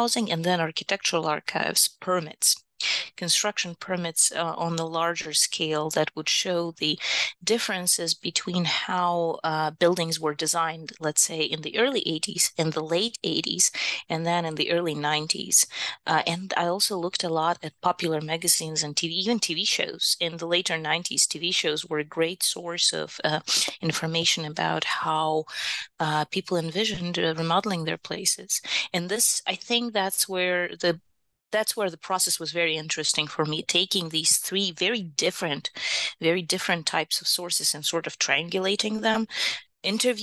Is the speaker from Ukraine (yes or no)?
yes; Kyiv, Ukraine; moved away as an adult; also born or lived in Milwaukee, United States; now in Utah, United States